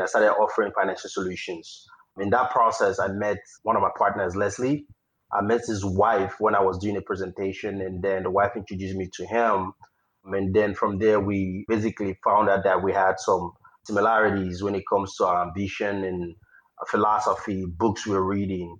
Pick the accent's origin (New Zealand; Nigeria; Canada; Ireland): Nigeria; moved away as an adult; now in United States; I was born and raised in Nigeria and I came to the United States for grad school